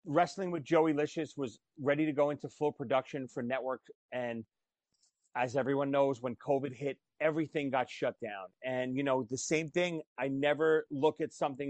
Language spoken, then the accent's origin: English; New York City, New York, United States; accent: Brooklyn; moved away as an adult; now in New Jersey, United States; this stupid kid growing up in Brooklyn that wanted to play drums